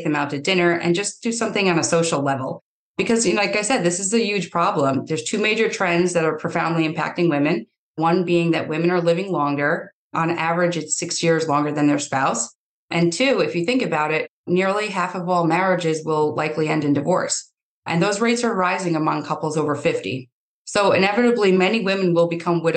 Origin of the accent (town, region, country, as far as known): Yonkers, New York, United States; born or raised there; also born or lived in Brosna, County Kerry, Ireland